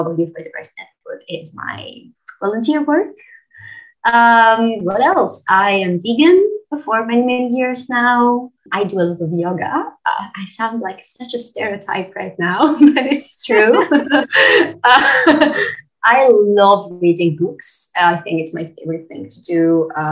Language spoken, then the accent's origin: English; Crete, Greece; moved away; I come originally from Greece, from the island of Creta. So I am an islander from the south of Europe.